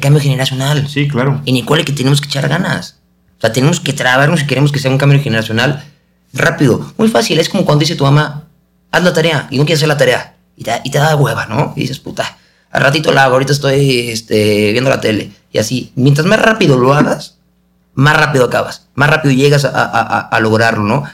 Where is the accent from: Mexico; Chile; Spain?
Mexico